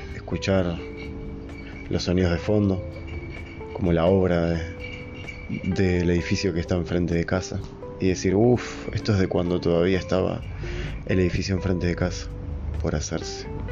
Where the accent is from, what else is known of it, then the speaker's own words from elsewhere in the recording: Uruguay; Yo soy de Uruguay, un país chico, en América